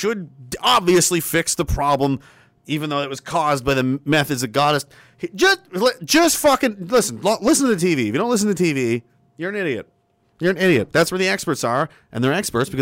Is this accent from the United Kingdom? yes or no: no; Canada; growing up as a Canadian